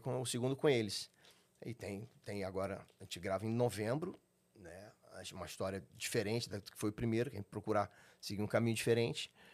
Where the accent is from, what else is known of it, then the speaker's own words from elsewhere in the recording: São João de Meriti, Rio de Janeiro, Brazil; also born or lived in Laranjeiras, Rio de Janeiro / Jardim Primavera, Duque de Caxias; Eu fui criado nesse sítio até os 5 anos de idade. Depois fui para São João de Meriti, meu pai se mudou para lá. fui criado na Venda Velha ali